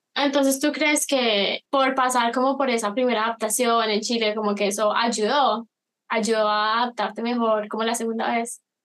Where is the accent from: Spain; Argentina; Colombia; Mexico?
Colombia; now in United States; yo soy de Colombia, Latinoamérica